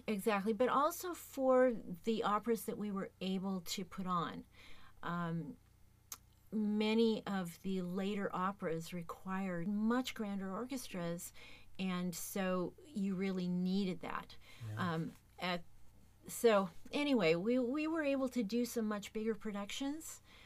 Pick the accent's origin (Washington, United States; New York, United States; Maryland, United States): Washington, United States; Tacoma; I have been uh, in the Tacoma area my entire life. I grew up playing in the Tacoma Youth Symphony orchestras